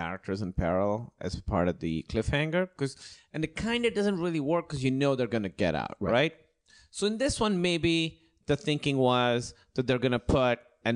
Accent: Pakistan; moved away; I'm from Pakistan.

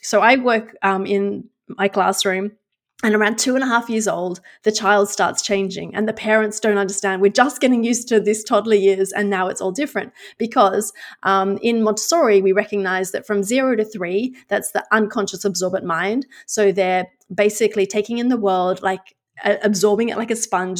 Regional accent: Australia; moved away as an adult; now in Netherlands; I'm actually Australian but live in the Netherlands.

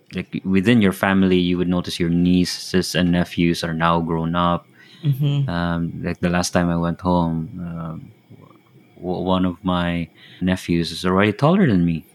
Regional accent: Philippines; moved away as an adult; now in Japan; now Japan, but um, originally from the Philippines

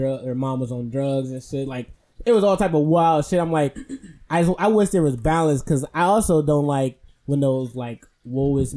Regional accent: Milwaukee, Wisconsin, United States; growing up in Milwaukee

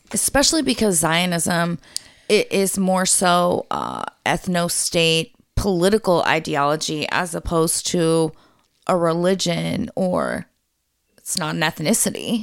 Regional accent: United States; as an American citizen

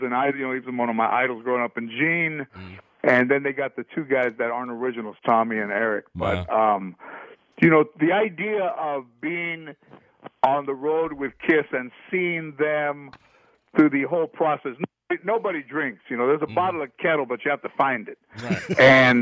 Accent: United States; we're American

